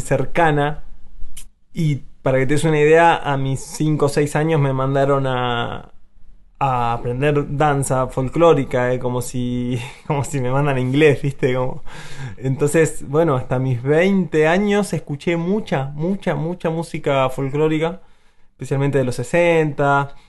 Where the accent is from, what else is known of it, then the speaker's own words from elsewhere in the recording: Azul, Buenos Aires Province, Argentina; la provincia de Buenos Aires eh, es mi tierra, si hago zoom es azul y si todavía hago más zoom es mi casa